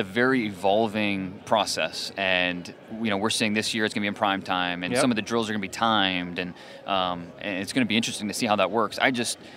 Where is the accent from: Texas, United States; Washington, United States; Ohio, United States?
Ohio, United States; Cleveland; I grew up in Northeast Ohio. I'm a Cleveland guy